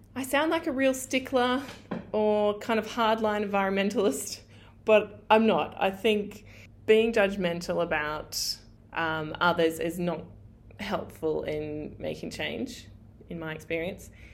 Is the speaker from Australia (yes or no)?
yes; regional Queensland, Australia; my hometown in regional Queensland